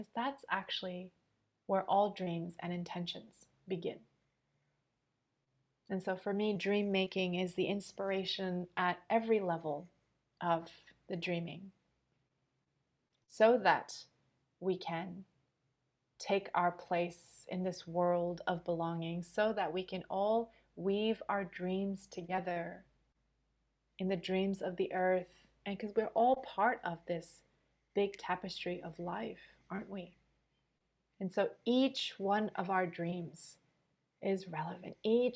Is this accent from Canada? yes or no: yes; Montreal, Quebec, Canada; now in Sydney, Australia; I'm born and raised in Montreal, and now I'm currently living in Sydney